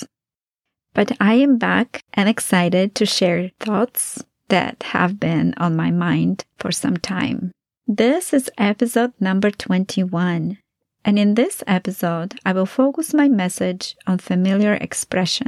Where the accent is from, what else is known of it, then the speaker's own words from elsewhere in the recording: Poland; moved away; my early years of growing up in Poland